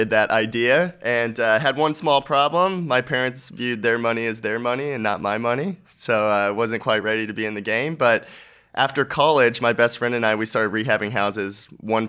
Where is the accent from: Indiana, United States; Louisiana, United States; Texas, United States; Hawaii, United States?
Texas, United States; Dallas-Fort Worth Metroplex; I'm from the Dallas-Fort Worth Metroplex